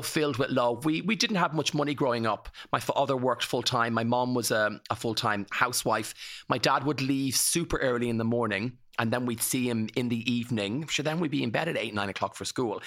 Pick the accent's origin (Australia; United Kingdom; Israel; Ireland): Ireland; County Kildare, Leinster; grew up in Ruthangian, in County Kildare, in the eighties